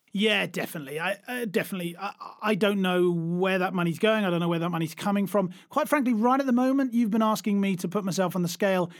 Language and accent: English; United Kingdom; now in Germany; I'm, I'm British, but I live in Germany